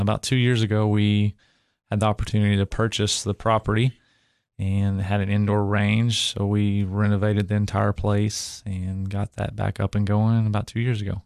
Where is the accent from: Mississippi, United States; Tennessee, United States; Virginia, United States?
Tennessee, United States; Cookeville; I grew up in Cookville